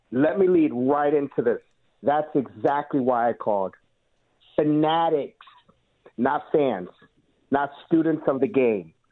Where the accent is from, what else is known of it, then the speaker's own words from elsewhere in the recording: Connecticut, United States; I'm from Connecticut, all right?